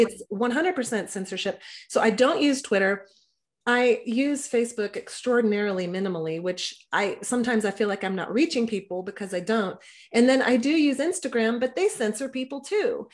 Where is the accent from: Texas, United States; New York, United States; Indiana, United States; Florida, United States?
Texas, United States; I was raised in Texas by gun owners